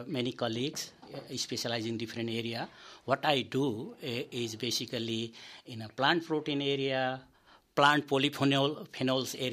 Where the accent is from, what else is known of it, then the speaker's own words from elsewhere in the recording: Nepal; also born or lived in Ballarat; now in Australia; I came from Nepal.